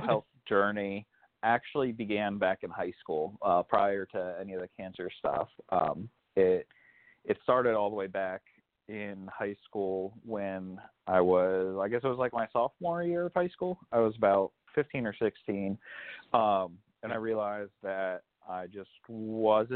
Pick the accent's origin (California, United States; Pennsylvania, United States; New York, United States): Pennsylvania, United States; now in Virginia, United States; I grew up in Pennsylvania, so I'm used to snow